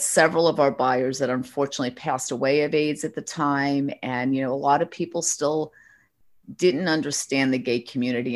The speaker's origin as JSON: {"language": "English", "region": "New York", "country": "United States", "said": "I'm a Northeasterner. I'm a New Yorker."}